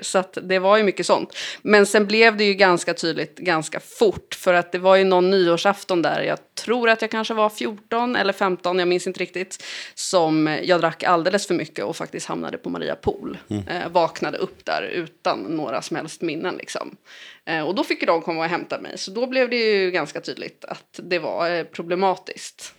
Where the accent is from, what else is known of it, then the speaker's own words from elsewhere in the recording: Lidingö, Stockholm County, Sweden; jag växte upp på Lidingö.